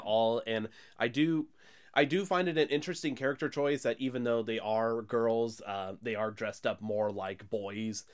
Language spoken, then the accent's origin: English; the Bible Belt, United States; we're pretty much from the Bible Belt here